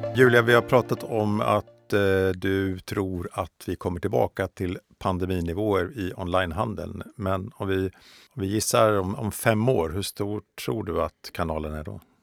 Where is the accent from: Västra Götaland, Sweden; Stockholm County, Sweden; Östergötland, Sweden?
Östergötland, Sweden; landsbygdsperspektivet som jag står för som östgöte eh, och eh, boende i en mindre eh, by utanför Norrköping